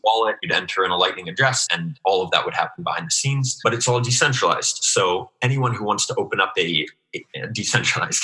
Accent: Alaska, United States; moved away as an adult; also born or lived in Anchorage, Alaska / Washington, D.C.; now in Israel; i actually grew up in alaska

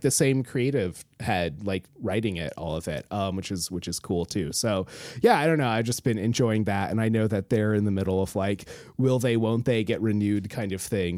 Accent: Alaska, United States; I grew up in Alaska, like, on the coast

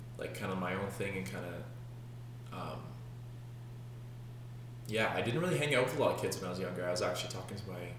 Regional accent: Kelowna, British Columbia, Canada; born and raised in Kelowna, beautiful BC

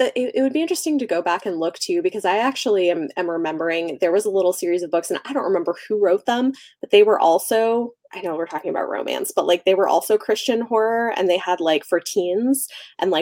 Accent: Portland, Oregon, United States; moved away; I was in Oregon. Like Portland, like outskirts mm-hmm. of Portland for this period of my life

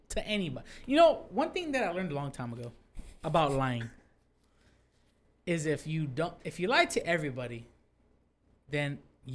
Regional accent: California, United States; I'm from Cali

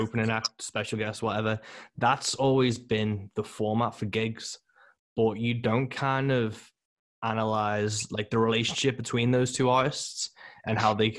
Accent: Birkenhead, North West England, United Kingdom; my hometown on the Wirral

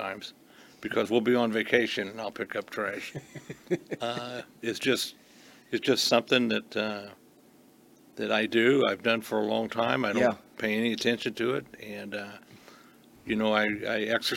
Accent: Beech Grove, Indiana, United States; born and raised in Beech Grove. I went to school in Beech Grove

